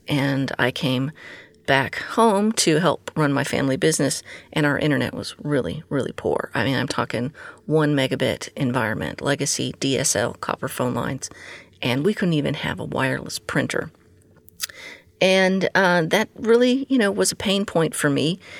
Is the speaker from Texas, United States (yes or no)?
yes; Texas, United States; my home state of Texas